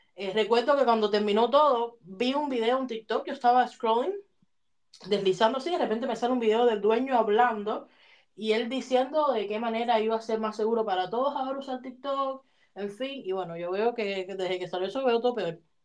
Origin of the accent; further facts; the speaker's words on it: Havana, Cuba; moved away; yo oía música cuando niña en Cuba